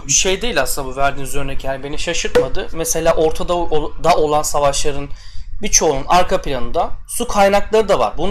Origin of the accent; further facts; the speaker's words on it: Antalya, Turkey; Biz hadi Antalyalıyım ben.